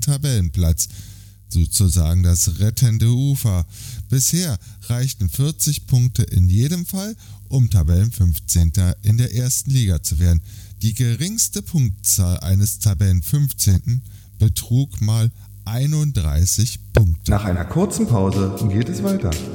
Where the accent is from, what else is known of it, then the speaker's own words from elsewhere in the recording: Berlin, Germany; meine Heimatstadt Berlin